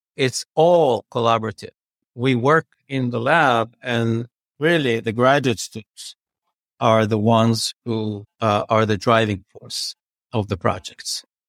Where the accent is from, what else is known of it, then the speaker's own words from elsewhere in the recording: Jerusalem, Jerusalem District, Israel; moved away as an adult; now in Chicago, United States; I grew up in Jerusalem.